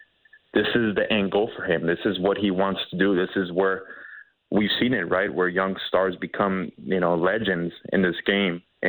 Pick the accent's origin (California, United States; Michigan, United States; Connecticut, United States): California, United States; East Los Angeles; my hometown of East Los Angeles